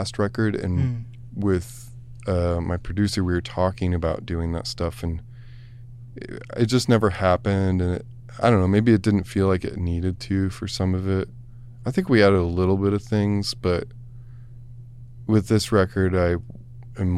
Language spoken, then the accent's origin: English; Bowling Green, Ohio, United States; moved away; also born or lived in Yellow Springs, Ohio; I grew up there. It's just like small town